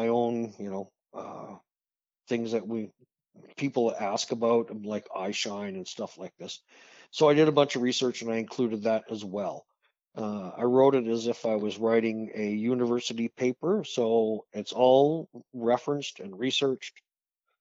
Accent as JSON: {"language": "English", "town": "Saskatoon", "region": "Saskatchewan", "country": "Canada", "tie": "born or raised there", "said": "I was born in Saskatoon."}